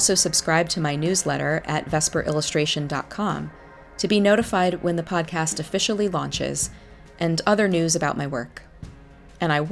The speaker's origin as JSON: {"language": "English", "town": "New York City", "region": "New York", "country": "United States", "tie": "born or raised there", "said": "I grew up in New York City"}